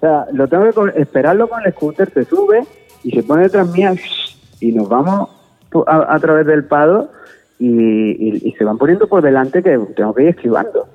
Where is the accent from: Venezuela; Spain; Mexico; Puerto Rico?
Spain; Andalusia; yo soy andaluz